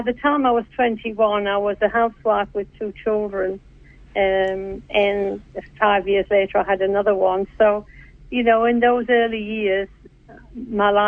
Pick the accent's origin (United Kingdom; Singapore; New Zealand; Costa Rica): New Zealand; I identify with that as my heritage, though I'm a Kiwi